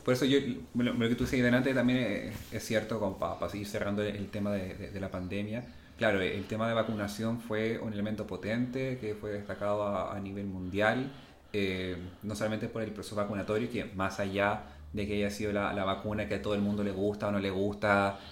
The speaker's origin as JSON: {"language": "Spanish", "country": "Chile", "said": "todos los chilenos seamos considerados como igual"}